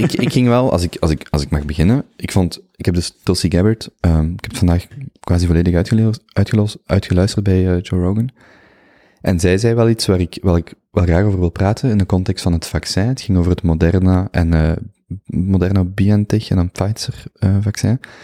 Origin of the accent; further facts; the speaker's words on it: Belgium; als Belg